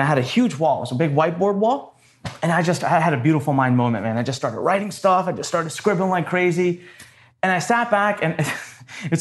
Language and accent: English; North India, India; now in Maryland, United States; I am originally from India